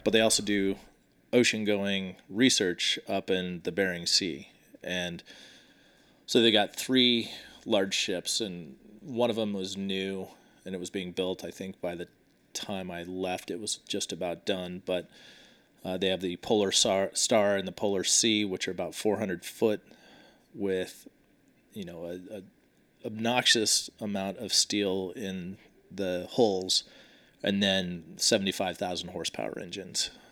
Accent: Washington, United States; I grew up in Washington State

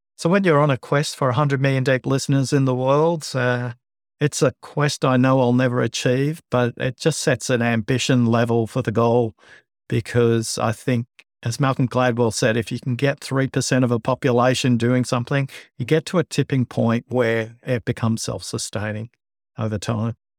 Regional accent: Liverpool, New South Wales, Australia; also born or lived in Bankstown, Australia; I was born in Bankstown, grew up in Liverpool, went to school of Fairfield

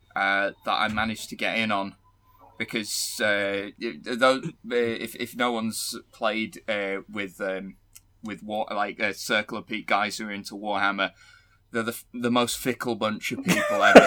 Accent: Cockermouth, North West England, United Kingdom; I am from, uh, I'm from Cumbria

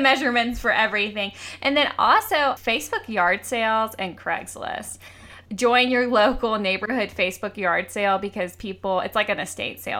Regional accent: Georgia, United States; I grew up in Georgia, so little southern touches are, I think, are really quaint and remind me of home

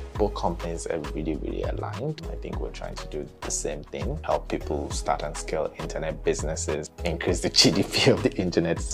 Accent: Lagos, Nigeria; I grew up in Lagos

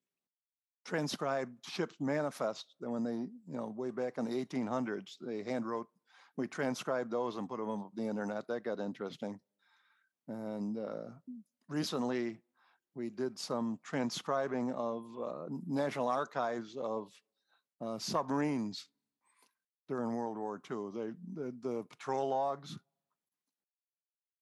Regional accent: New York, United States; now in Venice, Florida, United States; I grew up in New York, and I don't miss the snow

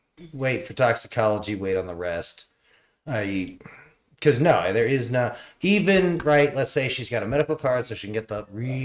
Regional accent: New England, United States; where we grew up in New England

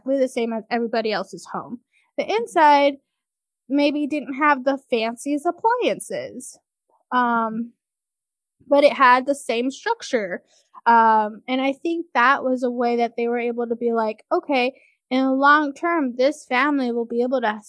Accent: California, United States; moved away as an adult; also born or lived in Washington State; now in Washington, United States; I grew up in California, and then I came up to college at St. Martin's University in Washington State

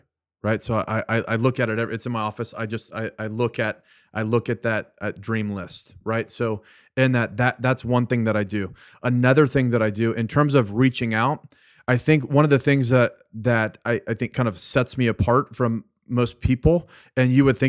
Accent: Richmond, Virginia, United States; born there; because you knew that I was born in Richmond, Virginia, right?

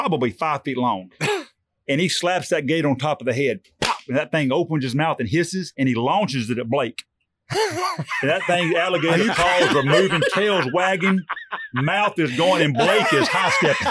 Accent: Bridge City, Texas, United States; I'm from Bridge City

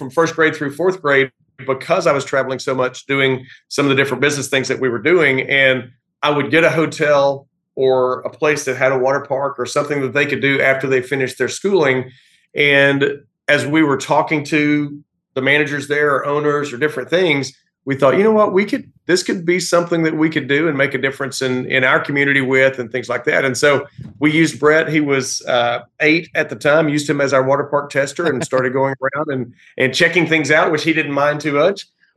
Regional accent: East Texas, United States; I am from East Texas. Grew up in a small town here and still live pretty close by.

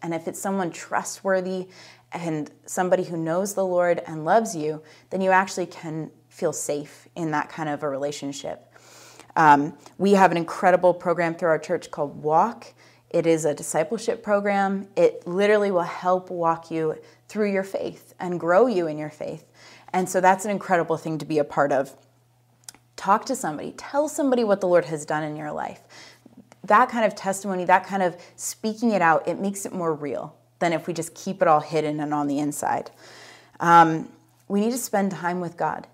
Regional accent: United States; I'm American

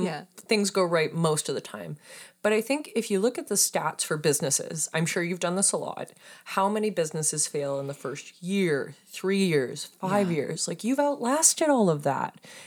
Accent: Saskatoon, Saskatchewan, Canada; moved away as an adult; I'm originally from Saskatoon, Saskatchewan. I'm a prairie girl. I moved out here in 2014.

